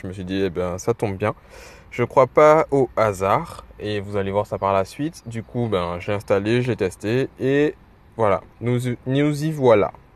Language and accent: French; Guadeloupe; je suis en Guadeloupe, je suis guadeloupéen